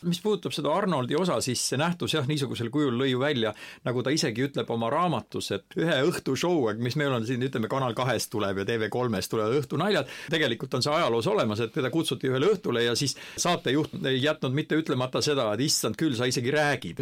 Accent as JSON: {"language": "Estonian", "country": "Estonia", "said": "mina olen eestlane"}